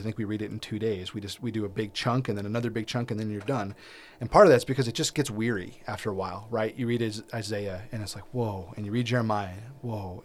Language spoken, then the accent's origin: English; United States